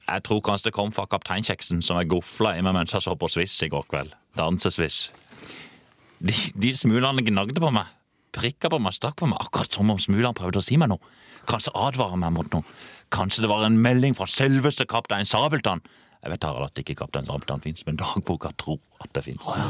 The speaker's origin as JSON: {"language": "Norwegian", "town": "Kristiansand", "region": "Agder", "country": "Norway", "said": "Jeg svetter i grunn mye mer nede jeg i Oslo enn jeg gjør hjemme i Kristiansand."}